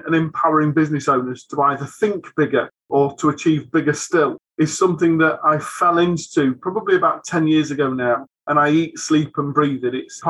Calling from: Warrington, North West England, United Kingdom; I'm calling from Warrington in Cheshire.

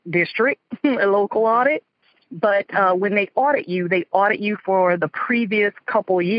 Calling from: West Palm Beach, Florida, United States; I'm calling from West Palm Beach

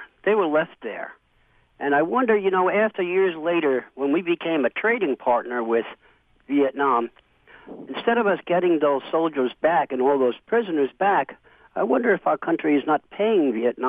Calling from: Johnstown, New York, United States; I'm calling from Johnstown, New York.

